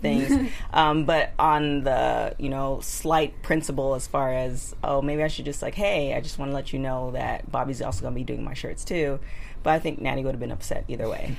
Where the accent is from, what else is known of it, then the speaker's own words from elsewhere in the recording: Canada; I'm Canadian